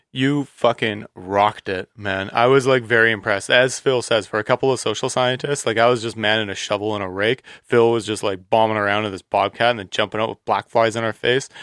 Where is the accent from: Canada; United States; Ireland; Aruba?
Canada; British Columbia; I'm from British Columbia